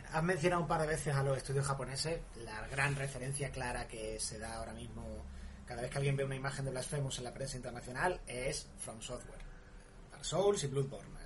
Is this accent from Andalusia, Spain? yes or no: yes; Málaga, Andalusia, Spain; yo soy malagueño